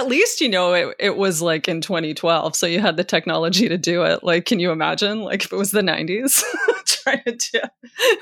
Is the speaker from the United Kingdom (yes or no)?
no; Canada; as a Canadian